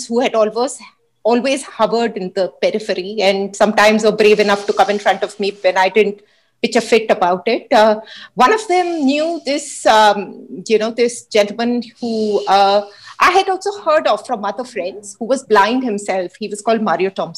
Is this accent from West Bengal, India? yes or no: no; Hyderabad, Telangana, India; I grew up in Hyderabad with my parents and a younger sister who's 4 years younger than I am